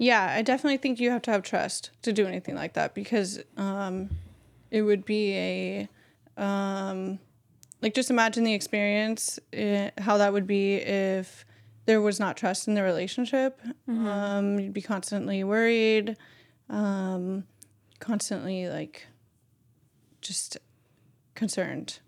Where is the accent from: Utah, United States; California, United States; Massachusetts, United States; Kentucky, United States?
California, United States; Bay Area; growing up in the Bay Area